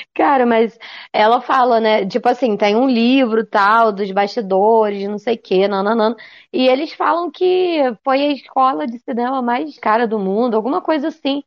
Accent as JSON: {"language": "Portuguese", "country": "Brazil", "said": "eu sou brasileira"}